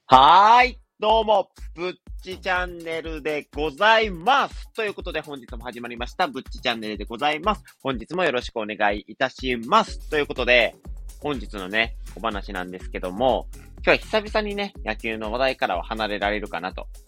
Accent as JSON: {"language": "Japanese", "region": "Wakayama", "country": "Japan", "tie": "born or raised there", "accent": "Wakayama dialect", "moved": "yes", "said": "ちょっと和歌山弁が出ちゃいましたね。僕田舎がね、あの、地元が和歌山"}